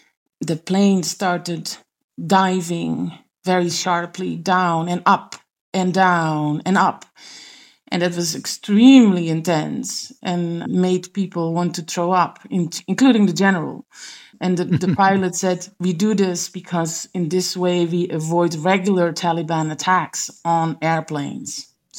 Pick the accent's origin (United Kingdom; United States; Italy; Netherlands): Netherlands; I came from the Netherlands, where I was covering the parliament, so basically we were in a way embedded within that building in The Hague.